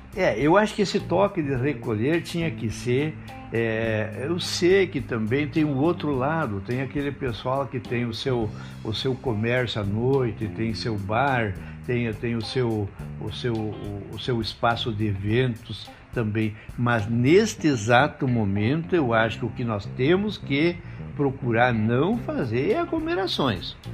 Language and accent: Portuguese; Ibirubá, Rio Grande do Sul, Brazil; moved away as an adult; also born or lived in Barros Cassal; now in Santo Ângelo, Brazil; Nasci em Barros Cassal, uma pequena cidade perto de Soledade, na época pertencia a Soledade. É, e como meu pai era pastor, ele recebeu um chamado para Ibirubá, então foi em Ibirubá que eu é, convivi a minha adolescência